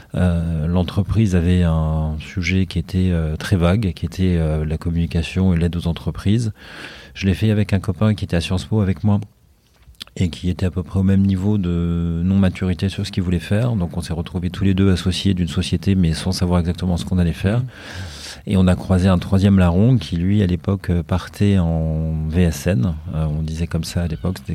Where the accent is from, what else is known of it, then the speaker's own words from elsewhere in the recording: Haute-Savoie, Auvergne-Rhône-Alpes, France; also born or lived in Brussels / Paris; now in Marseille, France; je suis originaire en fait de Haute-Savoie